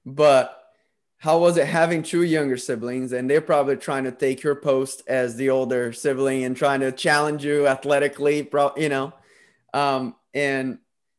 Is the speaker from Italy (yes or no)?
no; Brazil; moved away; I'm originally from Brazil